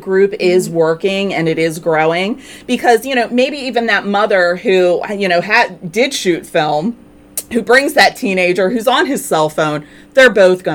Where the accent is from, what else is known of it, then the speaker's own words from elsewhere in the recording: Havre de Grace, Maryland, United States; growing up in Havity Grace, I know that area very well